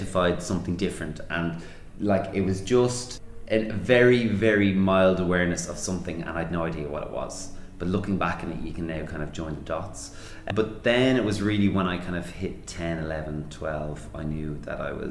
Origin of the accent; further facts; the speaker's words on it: Dublin, Leinster, Ireland; I grew up in Dublin, so I'm a Dub born and bred, grew up in Santry, the north side of the city